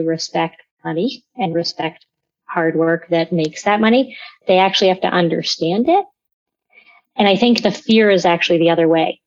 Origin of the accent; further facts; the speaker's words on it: London, Ontario, Canada; I grew up in London, Ontario.